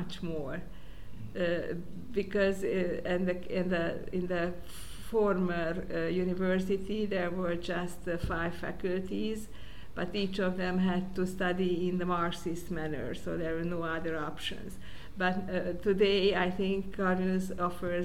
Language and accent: English; Budapest, Hungary; I was born in Budapest